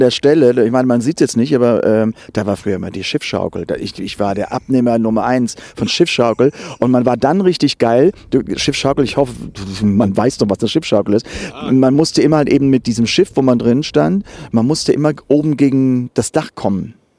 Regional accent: Germany; moved away as an adult; die 19 Jahre dort aufgewachsen

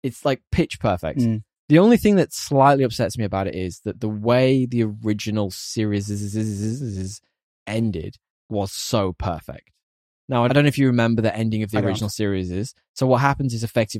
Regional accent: United Kingdom

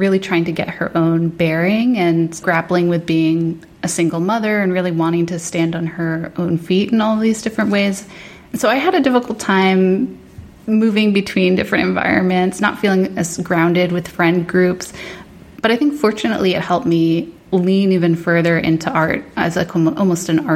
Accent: New Jersey, United States; also born or lived in Northern Virginia; We moved up, my mom, my brother, and I, to New Jersey to move in with my grandmother

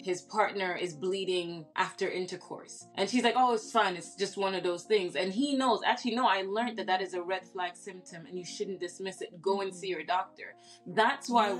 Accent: Saudi Arabia; moved away; I grew up in Saudi Arabia

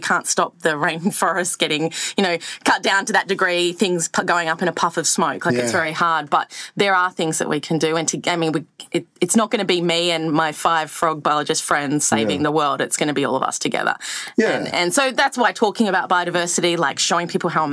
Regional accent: Sydney, New South Wales, Australia; I grew up in Surrey Hills in Sydney, so like pretty city kid

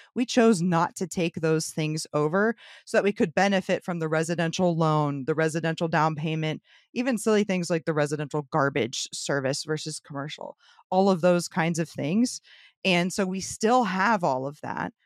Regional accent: St. Petersburg, Florida, United States; born and raised Saint Petersburg.

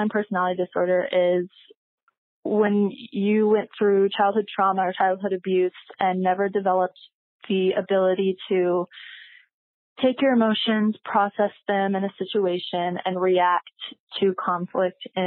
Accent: Texas, United States; moved away as an adult; now in Arizona, United States; I am 21 and I grew up in Texas

